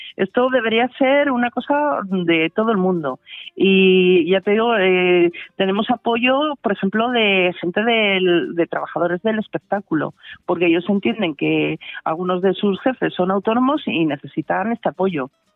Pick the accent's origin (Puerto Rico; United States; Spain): Spain; Asturias; now in Valladolid, Spain; soy asturiana, aunque estoy afincada en Valladolid desde hace muchos años